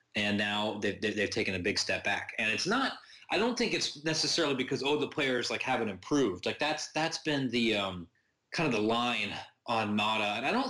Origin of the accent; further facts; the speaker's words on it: Columbus, Ohio, United States; growing up in Columbus, when I was a kid